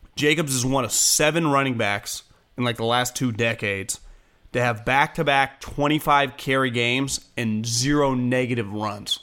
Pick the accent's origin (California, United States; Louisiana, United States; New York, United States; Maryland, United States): California, United States; as a Californian who spent the majority of my life in California